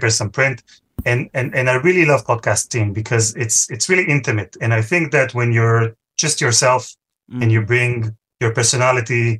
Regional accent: Israel; moved away as an adult; now in London, United Kingdom; I'm from Israel

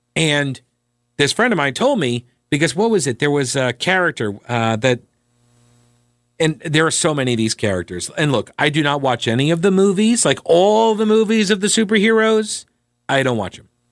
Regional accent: New York, United States; now in North Carolina, United States; I'm originally from New York

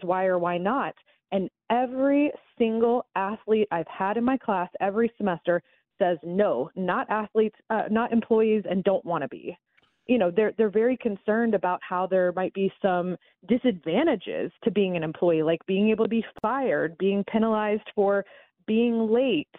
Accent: Atlanta, Georgia, United States; moved away; I don't live up there anymore, but I'm, uh, born and bred in Atlanta

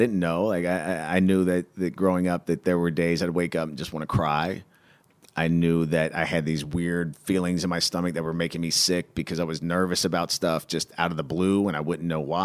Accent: Cincinnati, Ohio, United States; I grew up in Cincinnati, and the west side of Cincinnati is very, very blue collar.

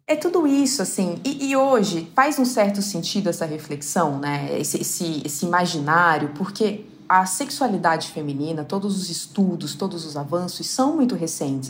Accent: southern Minas Gerais, Brazil; moved away; o fato de eu vir de uma cidade muito pequena, do sul de Minas

